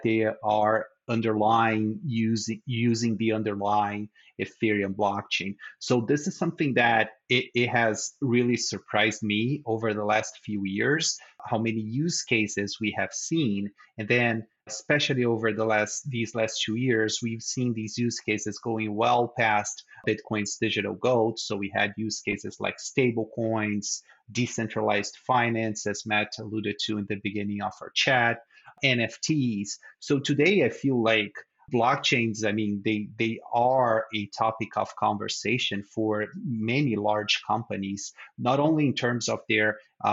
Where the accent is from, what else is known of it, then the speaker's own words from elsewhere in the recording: Brazil; moved away; I'm originally from Brazil